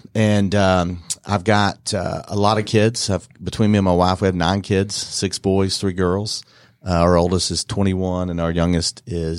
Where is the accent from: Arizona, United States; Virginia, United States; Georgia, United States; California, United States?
Georgia, United States; Dallas; now in Bartow County, United States; I'm from Dallas, Georgia, not Texas, and I've been living in Bartow County, I guess, the majority of my adult life.